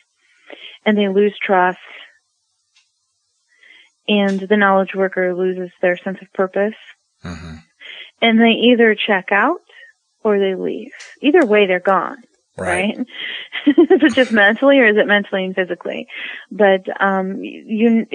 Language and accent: English; Midwest, United States; I'm from the Midwest